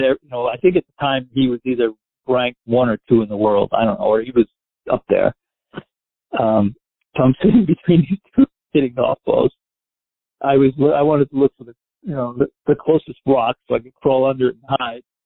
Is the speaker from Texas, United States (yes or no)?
no; Westchester, New York, United States; moved away as an adult; I grew up in Westchester. I lived in in the city till I was about four, and we moved to Westchester